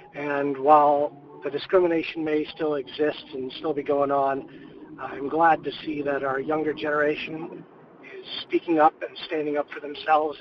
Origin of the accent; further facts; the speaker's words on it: Lincolnshire, Illinois, United States; I actually went to Stevenson High School at the time of nine eleven, and I'm a Pakistani American man